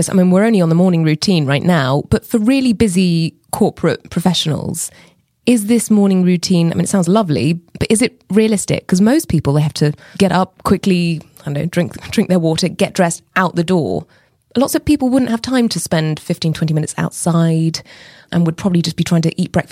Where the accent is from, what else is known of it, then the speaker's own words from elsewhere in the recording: England, United Kingdom; now in Asia; I'm English, you're Israeli.